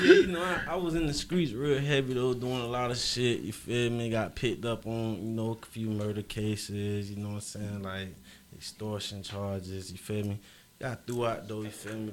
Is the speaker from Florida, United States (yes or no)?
yes; Fort Lauderdale, Florida, United States; I'm from Broward County, Florida